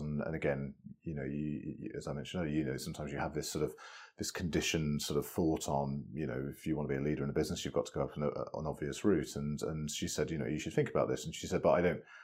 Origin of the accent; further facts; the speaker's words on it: west of Birmingham, West Midlands, United Kingdom; a you know boy from west of Birmingham